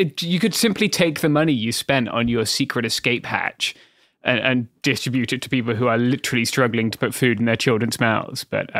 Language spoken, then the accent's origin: English; United Kingdom; That's what I would expect as a British person.